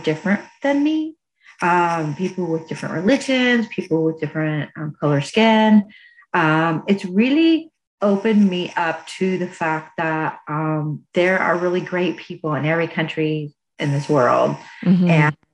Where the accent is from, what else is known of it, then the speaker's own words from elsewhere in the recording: United States; also born or lived in Indiana / Alabama; I grew up in Indiana and Alabama, and that's all I knew.